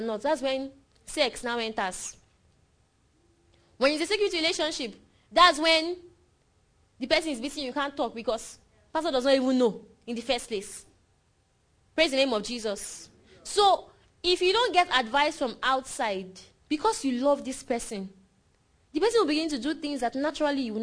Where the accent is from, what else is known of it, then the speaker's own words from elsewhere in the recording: Nigeria; I'm less a Nigerian than Buhari is